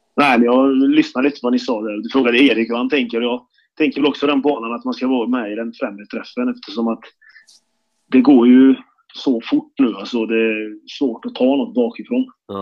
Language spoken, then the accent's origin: Swedish; Karlstad, Värmland, Sweden; när jag var liten fick jag hänga med till Färjestads travbana, för jag är från Karlstad